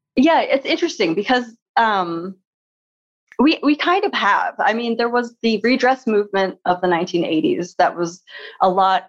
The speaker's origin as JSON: {"language": "English", "town": "Seattle", "region": "Washington", "country": "United States", "tie": "born or raised there", "said": "when I was growing up in Seattle"}